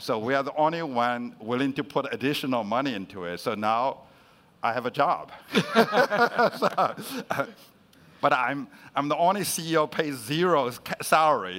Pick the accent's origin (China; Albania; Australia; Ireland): China; moved away; I was growing up in China, and my parents was uh, sent to the countryside to be re-educated. So I actually grew up with my grandmother.